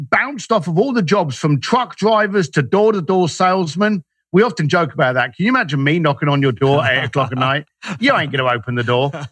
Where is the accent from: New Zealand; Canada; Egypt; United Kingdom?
United Kingdom; London; as a Irish lad growing up in East London, I was ignorant to anything.